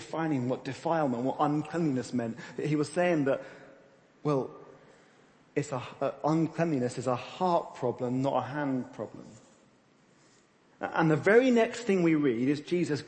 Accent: United Kingdom; we're British

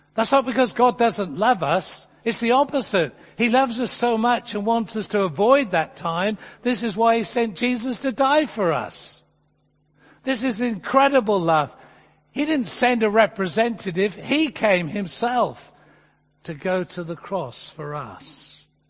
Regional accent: England, United Kingdom; as an Englishman

